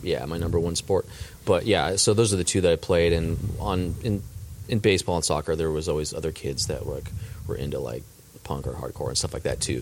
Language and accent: English; Southern California, United States; born or raised there; also born or lived in Colorado / Chicago / Dallas, Texas